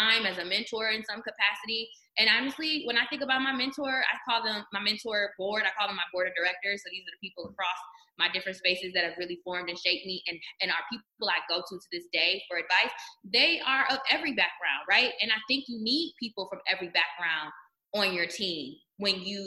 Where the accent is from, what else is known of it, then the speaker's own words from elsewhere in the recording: Detroit, Michigan, United States; I was in Michigan at the time working at U of M, but I'm from Detroit